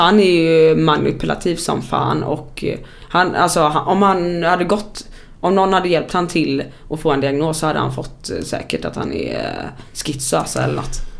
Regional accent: Sweden; som svensk

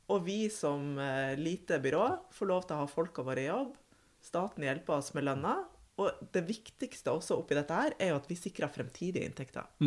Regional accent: Bodø, Nordland, Norway; Jeg er jo, eh, som dere hører, fra nord. Jeg er fra Bodø, men har et småbruk i Lofoten.

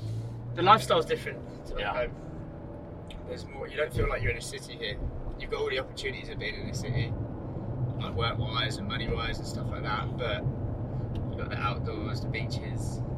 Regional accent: Northampton, East Midlands, United Kingdom; moved away as an adult; also born or lived in Melbourne, Australia; now in Sydney, Australia; Northampton, which is like East Midlands, about an hour north of London.

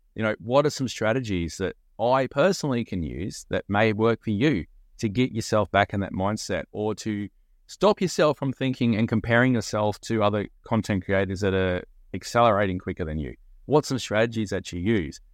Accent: Australia; being an Australian

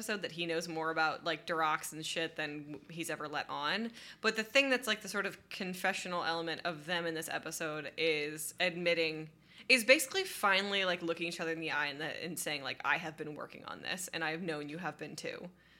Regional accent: Detroit, Michigan, United States; I grew up in Detroit.

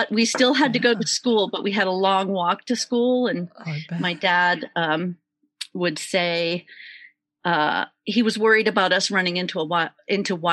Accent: San Francisco, California, United States; I grew up in San Francisco. We did have a little backyard, but uh, it was, uh, yeah, pretty much city living, city school.

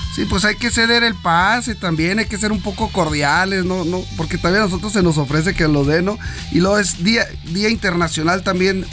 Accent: Nogales, Sonora, Mexico; Yo soy originario de Nogales, Sonora.

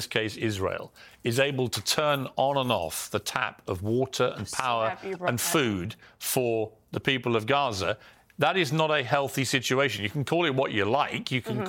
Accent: Ireland; Well, I'm Irish

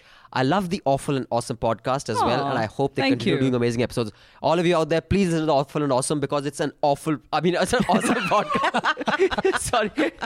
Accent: Dehradun, Uttarakhand, India; Even I'm from Dehradun, by the way.

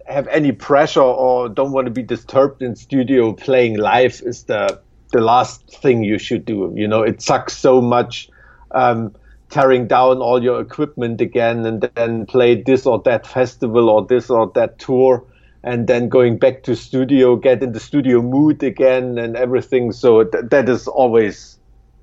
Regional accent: Weimar, Thuringia, Germany; I'm from Weimar in Germany

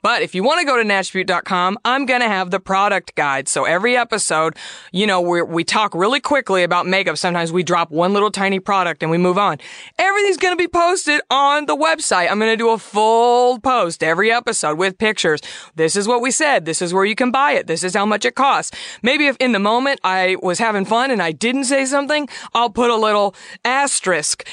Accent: Southwest, United States; I'm from the Southwest. My grandmother would make prickly pear preserves my whole childhood

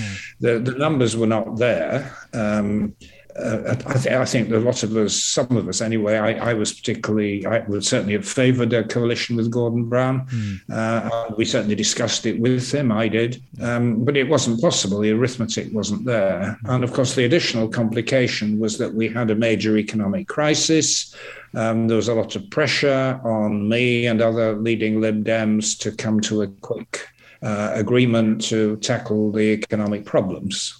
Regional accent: York, Yorkshire and the Humber, United Kingdom; now in Twickenham, United Kingdom; York, which is my hometown

